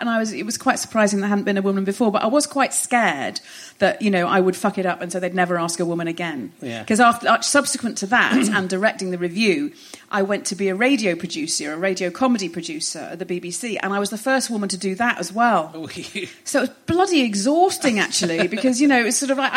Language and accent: English; Hoylake, North West England, United Kingdom; I grew up in Hoylake. Yes, in the northwest on the Wirral